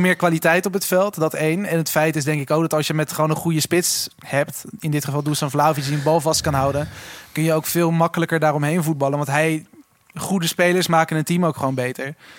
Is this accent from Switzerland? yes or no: yes; Switzerland; moved away; ik ben vroeger opgegroeid in Zwitserland